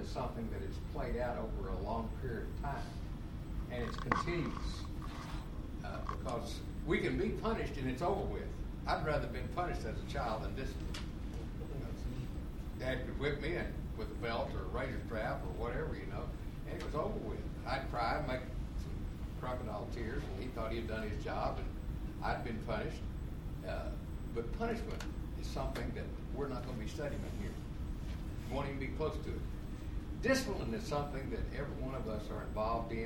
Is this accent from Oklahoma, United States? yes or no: yes; Oklahoma, United States; moved away; I grew up in Oklahoma